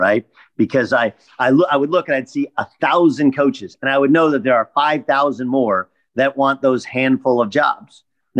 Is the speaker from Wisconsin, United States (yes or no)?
no; Orange County, California, United States; I grew up in Orange County.